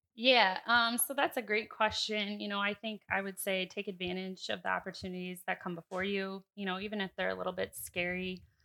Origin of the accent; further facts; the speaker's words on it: Ames, Iowa, United States; I was actually born and raised in Ames, Iowa